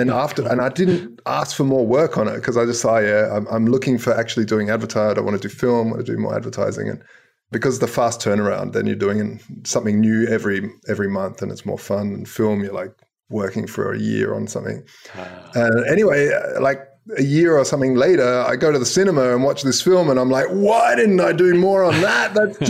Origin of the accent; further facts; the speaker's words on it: South Australia, Australia; I grew up in Australia, hence the wacky accent. But basically, my mother moved and immigrated to Australia when I was like 5 or 6. And from there, I just sort of, we stayed there and grew up in South Australia, down south.